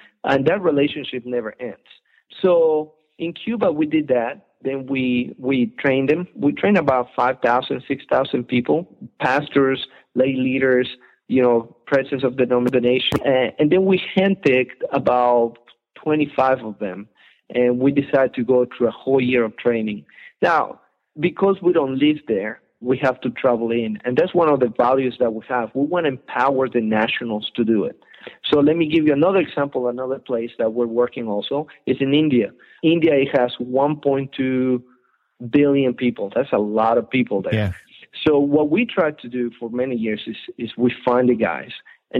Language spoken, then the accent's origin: English; Colombia; English is a second language; also born or lived in Ecuador; now in United States; I'm from Ecuador. I grew up in Colombia. I've been here in America